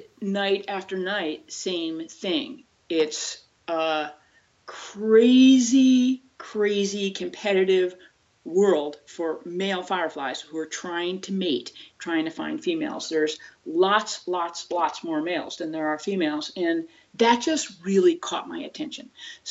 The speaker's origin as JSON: {"language": "English", "region": "Connecticut", "country": "United States", "tie": "born or raised there", "said": "I grew up in Connecticut"}